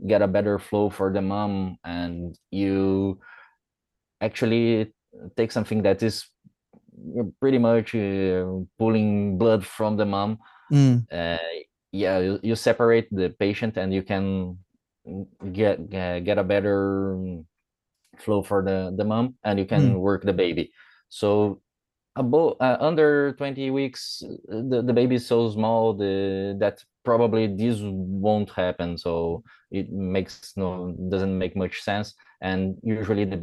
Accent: Brazil; English is a second language

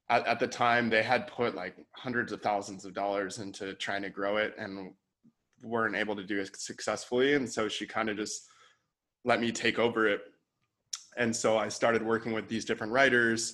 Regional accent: San Diego, California, United States; also born or lived in San Francisco / Bali; I grew up in San Diego, moved to San Francisco for a couple years

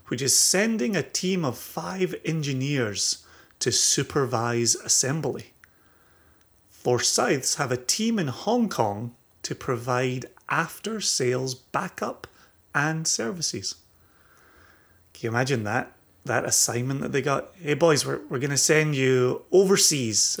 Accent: Scotland, United Kingdom; growing up in Scotland

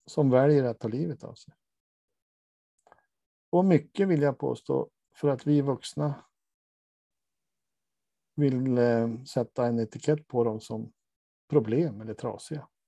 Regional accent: Norrland, Sweden; Jag är från Norrland som Lars Ekborg sa, jag bits och det står jag för.

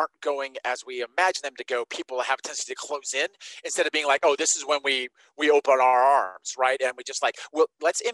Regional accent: Nevada, United States; I grew up in Nevada

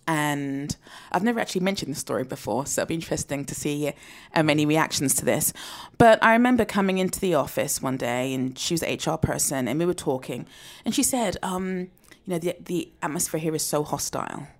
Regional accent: United Kingdom; I'm a black British woman

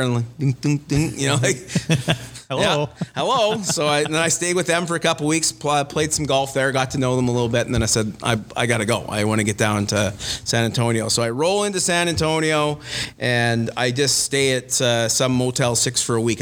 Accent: Winnipeg, Manitoba, Canada; also born or lived in Los Angeles; I grew up in Winnipeg

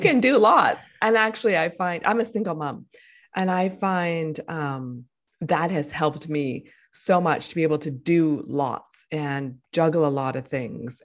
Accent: Winnipeg, Manitoba, Canada; moved away; also born or lived in Vancouver; I moved back to my hometown where I was born

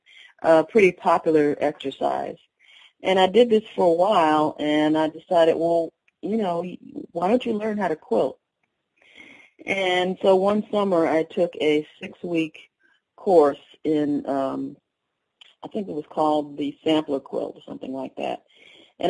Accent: Connecticut, United States; I grew up in Connecticut, but my family is from North Alabama

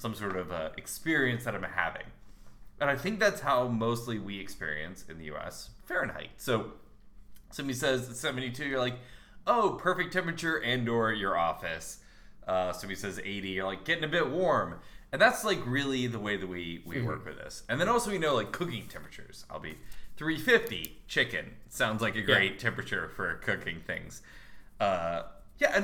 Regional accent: United States; I'm an American

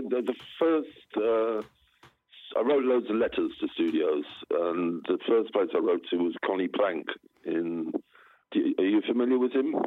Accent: southern England, United Kingdom; also born or lived in Southsea / London; in southern England. I went to boarding school in um, in a place called Southsea on the south coast

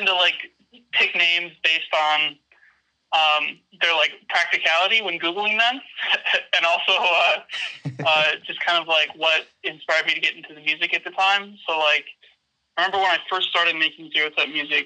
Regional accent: near Milwaukee, Wisconsin, United States; moved away as an adult; now in Portland, United States; I grew up in near Milwaukee, Wisconsin.

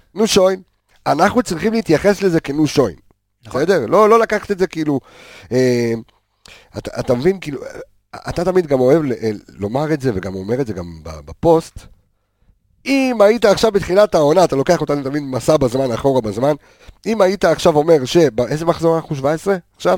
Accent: Haifa, Haifa District, Israel; אני כחיפאי, שהיה בן 19 באליפות של הפועל חיפה

